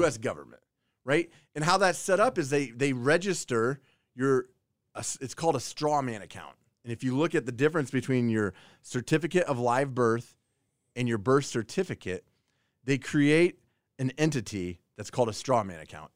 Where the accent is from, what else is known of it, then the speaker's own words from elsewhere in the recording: Kansas, United States; I was born in Kansas.